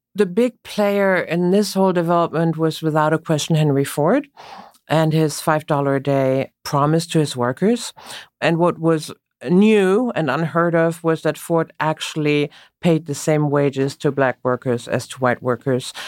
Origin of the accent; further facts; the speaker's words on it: Münster, North Rhine-Westphalia, Germany; accent: German; English is a second language; moved away as an adult; now in United States; I grew up in Münster in Northwest Germany.